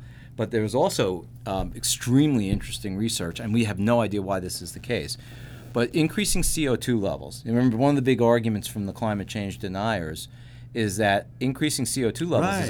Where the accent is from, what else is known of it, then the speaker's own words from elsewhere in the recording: California, United States; I mean, I grew up in California, but I lived in California for 10 years, and there was a lot of tomato growing around the area where I lived in Central Valley.